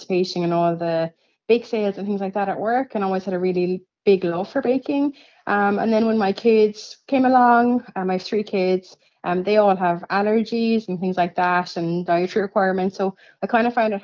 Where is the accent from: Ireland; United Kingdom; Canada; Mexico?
Ireland; Cork, Munster; now in Ferrybank, Ireland; I'm actually completely foreign. I'm from Cork.